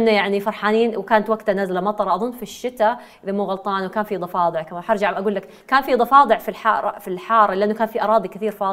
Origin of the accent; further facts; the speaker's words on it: Eastern Province, Saudi Arabia; born there; accent: Hijazi; انا ولدت في الشرقيه طبعا الناس دائما يحسبوني آه، انه انا ساكنه في جده لانه لهجتي مره حجازيه